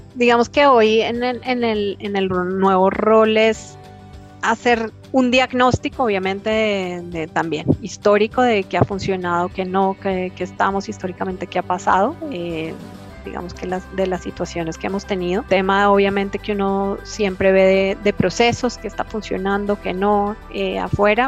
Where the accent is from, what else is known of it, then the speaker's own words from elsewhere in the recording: Colombia; como colombianos